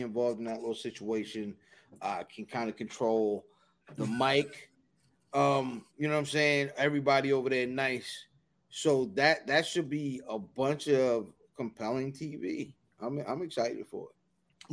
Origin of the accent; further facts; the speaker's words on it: Anne Arundel County, Maryland, United States; I'm from Anne Arundel County